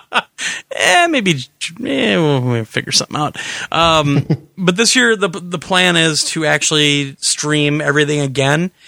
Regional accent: Wisconsin, United States; we're idiots from Wisconsin

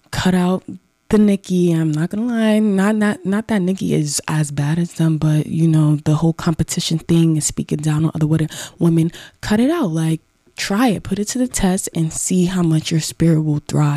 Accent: Mount Vernon, New York, United States; I'm from Mount Vernon

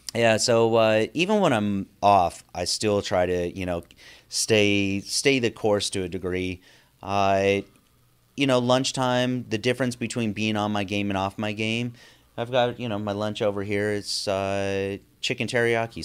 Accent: Northern California, United States; growing up in Northern California

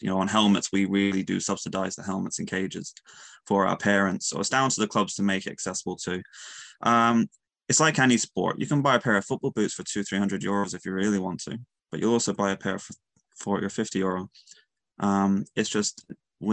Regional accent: Mayo, Connacht, Ireland; I'm from Mayo. I love Mayo.

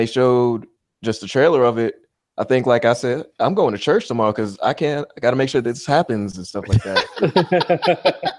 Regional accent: New Jersey, United States; moved away; I lived in New Jersey. I'm originally from New Jersey

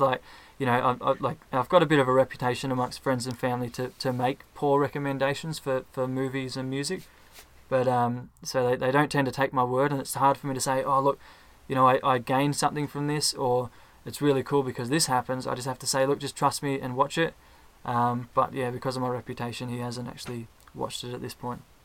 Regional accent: Ballarat, Victoria, Australia; I'm from Ballarat, also from Australia.

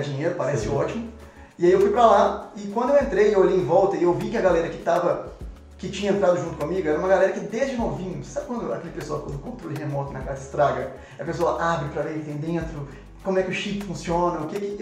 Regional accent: Matozinhos, Minas Gerais, Brazil; eu nasci em Matozinhos, é, é muito perto de BH mesmo

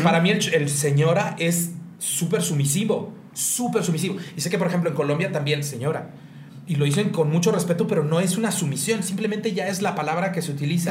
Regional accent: Mexico; moved away; a la zona centro, donde estamos ese tipo de mexicanos que somos un poco más

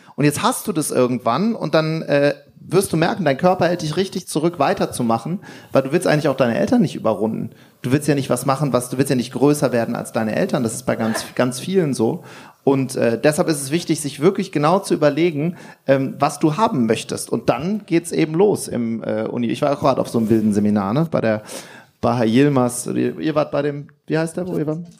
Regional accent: Wuppertal, North Rhine-Westphalia, Germany; Das hieß bei uns in Wuppertal, hieß Kaffee wichtig

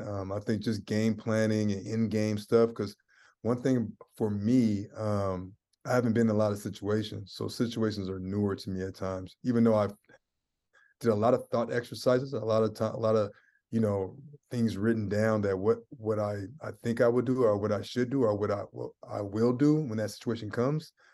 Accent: Seattle, Washington, United States; moved away; also born or lived in San Francisco, California; I'm from Seattle, Washington. I was born in California, um, San Fran. I got a lot of family in the Bay Area. So, um, California kid, um, but I, I grew up in the Northwest

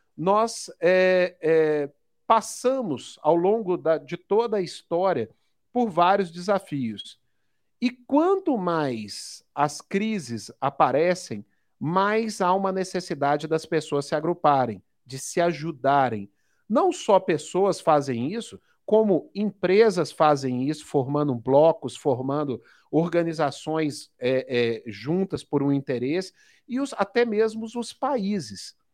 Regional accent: Minas Gerais, Brazil; Sou, sou mineiro, né? Sou mineiro

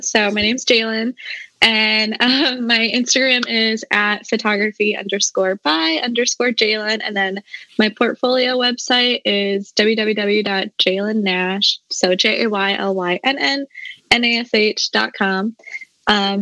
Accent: South Dakota, United States; moved away as an adult; also born or lived in Mankato, Minnesota; now in North Carolina, United States; I'm originally from South Dakota. That's where I was born.

